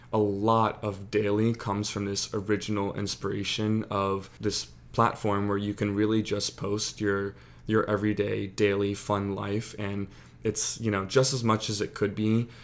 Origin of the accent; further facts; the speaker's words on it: Annapolis, Maryland, United States; also born or lived in Charleston, South Carolina; I'm from Annapolis, Maryland, born and raised.